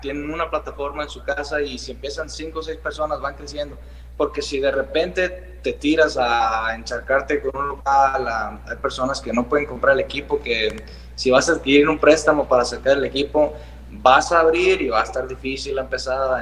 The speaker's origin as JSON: {"language": "Spanish", "town": "San Luis Río Colorado", "region": "Sonora", "country": "Mexico", "said": "como somos de Sonora, o sea, aquí todo es desierto"}